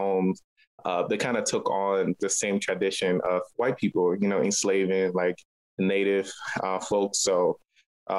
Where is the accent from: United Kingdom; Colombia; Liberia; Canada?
Liberia; Monrovia, Montserrado; now in Baltimore, United States; I was born in Liberia, West Africa. And I was born on Bushrod Island. So technically, I'm an island kid